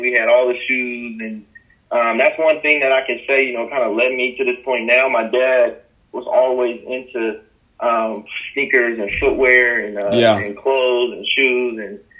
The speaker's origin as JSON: {"language": "English", "town": "Denver", "region": "Colorado", "country": "United States", "tie": "born or raised there", "said": "Man, so again, I'm from Denver, Colorado. I was born and raised in Denver, more specifically Montbello, was my first home, and I ended up moving to Green Valley around the age of two, so I don't really remember my Montbello years."}